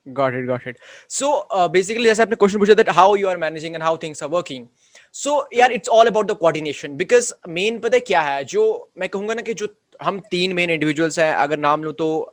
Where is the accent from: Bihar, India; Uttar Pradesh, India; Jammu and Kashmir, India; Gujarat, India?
Jammu and Kashmir, India; सिर्फ मैं ही जम्मू कश्मीर से हूँ